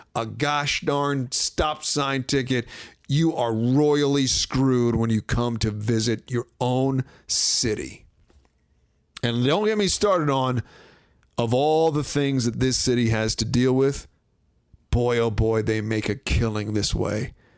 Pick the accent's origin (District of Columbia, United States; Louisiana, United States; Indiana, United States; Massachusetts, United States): District of Columbia, United States; Washington; moved away; coming into my hometown